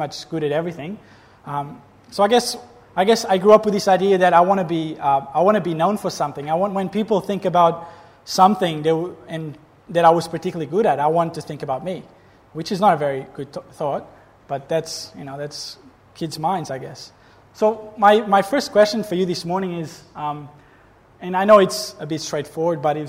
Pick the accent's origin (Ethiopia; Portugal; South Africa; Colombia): Portugal; moved away as an adult; now in Gold Coast, Australia; I'm not Australian. I'm Portuguese, from that country far away. I'm 30 years old. I came to Australia about 7 years ago